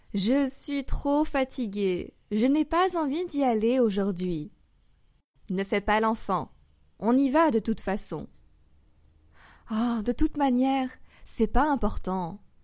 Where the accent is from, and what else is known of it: France; also born or lived in Paris